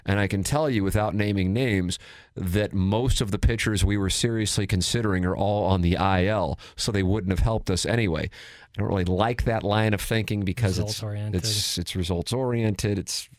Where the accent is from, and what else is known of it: St. Louis, Missouri, United States; born or raised there; also born or lived in Little Rock, Arkansas